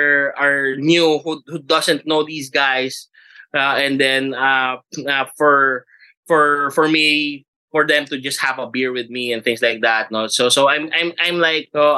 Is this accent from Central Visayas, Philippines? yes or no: yes; Cebu, Central Visayas, Philippines; also born or lived in Manila; I lived 12 years in Manila and then I grew up in Cebu